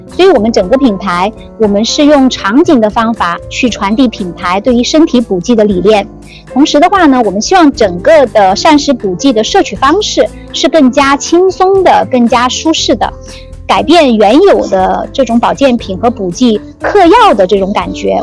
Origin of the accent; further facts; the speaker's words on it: Sichuan, China; moved away as an adult; also born or lived in Chengdu / Hong Kong; now in Shanghai, China; 我本来是个四川人，然后我在成都，在上海工作过，后来又有一半的时间去了香港，在香港工作了五年